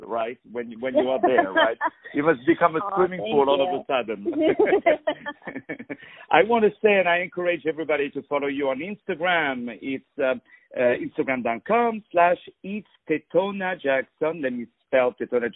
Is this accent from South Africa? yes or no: no; France; I'm from France